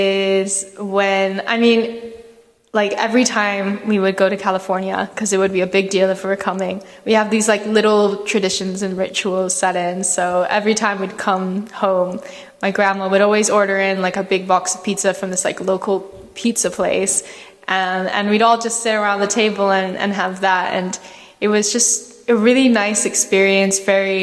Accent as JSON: {"language": "English", "region": "Scotland", "country": "United Kingdom", "tie": "born or raised there", "also_born_or_lived": "Kuwait / Thailand", "said": "I was born in Kuwait and I lived there for like a couple years. And then we moved to Scotland, where I was for a few more years. And then we moved to Thailand for a couple years, came back to Scotland"}